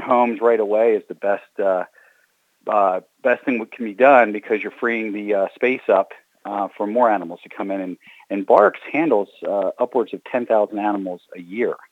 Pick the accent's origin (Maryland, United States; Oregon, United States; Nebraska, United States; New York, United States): Maryland, United States; Baltimore; I'm from Baltimore